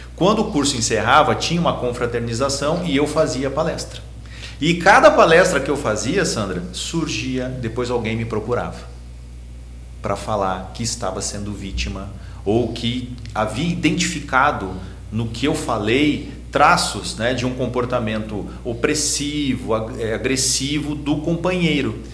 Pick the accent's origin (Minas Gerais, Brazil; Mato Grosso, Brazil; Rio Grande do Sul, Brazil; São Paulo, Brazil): Rio Grande do Sul, Brazil; Gravataí; nós somos de Gravataí